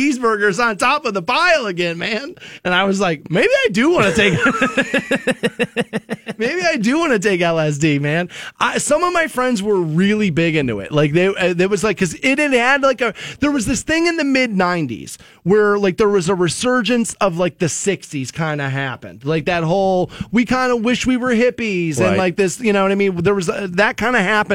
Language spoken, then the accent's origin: English; Twinsburg, Ohio, United States; when I was growing up in Twinsburg, the next city over is Solon